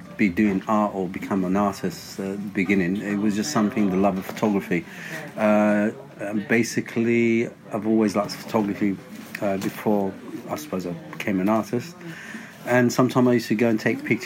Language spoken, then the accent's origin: English; Larache, Tanger-Tetouan-Al Hoceima, Morocco; now in London, United Kingdom; Before moving to London, I was born in Larache, north of Morocco